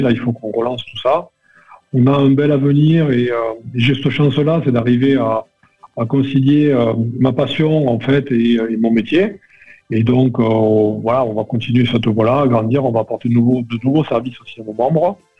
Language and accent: French; Perpignan, Occitania, France; moved away; je suis originaire de Perpignan